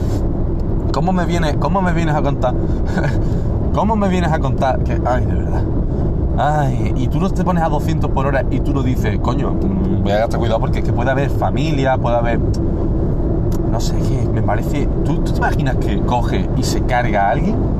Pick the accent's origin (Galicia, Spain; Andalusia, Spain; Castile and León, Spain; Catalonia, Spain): Andalusia, Spain; Málaga province; nosotros no somos de Málaga Capital